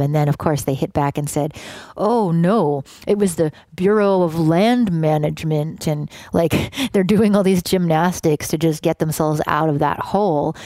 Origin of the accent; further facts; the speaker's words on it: Canada; moved away; also born or lived in Oakland, California; me being Canadian, and I think we both just grew up in countries that don't view themselves as the center of the world